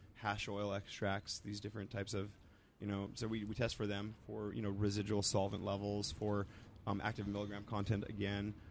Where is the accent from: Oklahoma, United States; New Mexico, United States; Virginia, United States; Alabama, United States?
New Mexico, United States; Roswell; moved away; also born or lived in East Coast / Santa Cruz; I'm from Roswell, New Mexico